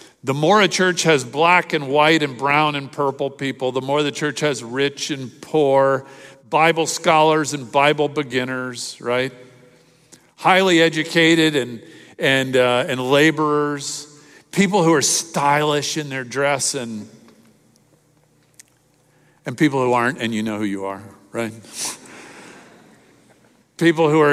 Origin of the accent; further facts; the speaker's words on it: Miami, Florida, United States; in the church I grew up in Miami